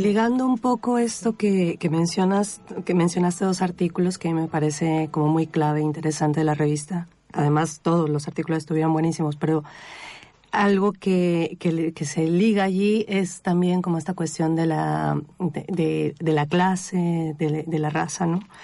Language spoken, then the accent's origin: Spanish; Mexico; yo que soy mexicana